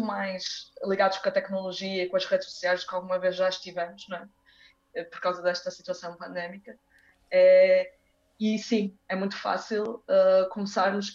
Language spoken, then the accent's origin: Portuguese; Braga, Norte, Portugal; also born or lived in Porto, Portugal / Brazil; eu nasci no Porto, fiquei no Porto até aos seis anos, só que entretanto os meus pais mudaram-se para Braga, então eu passei dos seis aos 18 em Braga